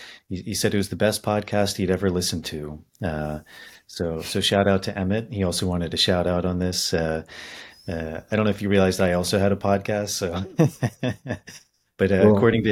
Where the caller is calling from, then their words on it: Ireland; I'm actually coming from Ireland